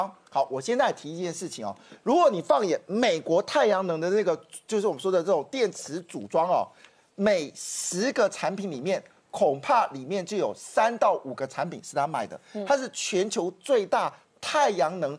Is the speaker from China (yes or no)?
no; Taiwan; 那这大武集团呢，基本上我们台湾人不知道